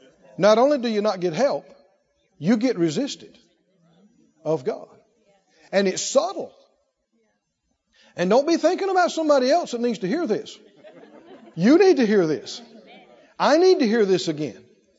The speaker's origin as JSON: {"language": "English", "region": "the South", "country": "United States", "tie": "born or raised there", "said": "Heard this growing up in the South."}